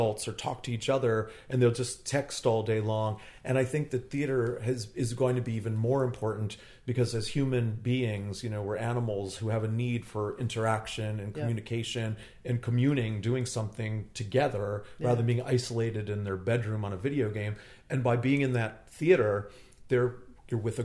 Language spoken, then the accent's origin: English; Northern New Jersey, United States; I grew up in Northern New Jersey.